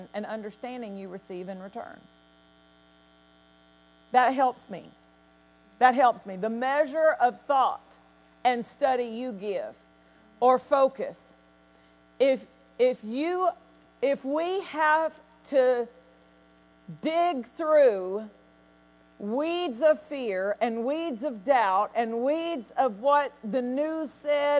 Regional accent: Nashville, Tennessee, United States; I was raised in Nashville

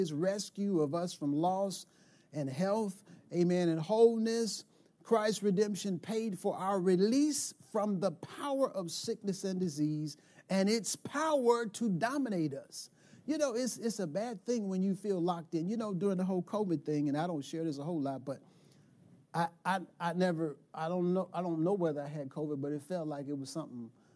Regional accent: United States; So I'm 11 years old, right? I'm an American kid

